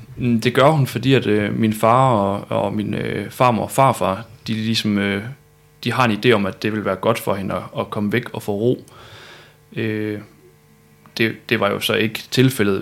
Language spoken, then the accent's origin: Danish; Malling, Central Denmark Region, Denmark; also born or lived in Viborg; now in Aarhus, Denmark; jeg er født i Viborg. Og så er jeg opvokset syd for Aarhus i Malling og Mårslet.